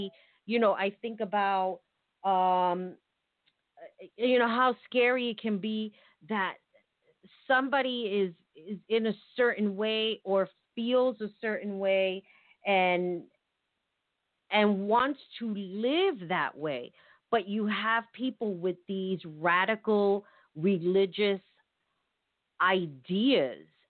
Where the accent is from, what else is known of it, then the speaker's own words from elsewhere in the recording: United States; I'm American. I was born here